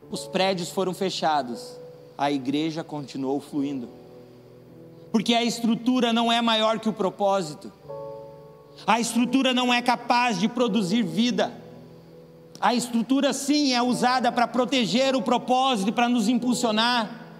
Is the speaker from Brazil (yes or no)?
yes; Paraná, Brazil; Quando a gente veio para cá, a gente é do Paraná. E lá no Paraná tem um nome sofisticado e um nome bem ruim para uma coisa que é boa, que é grostoli.